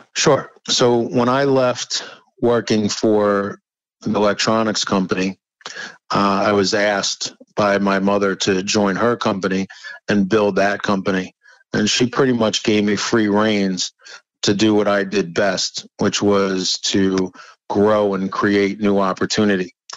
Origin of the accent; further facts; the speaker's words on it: New York City, New York, United States; moved away; I'm from originally from New York. Yes, born in the Bronx, which uh, actually in Riverdale, the Bronx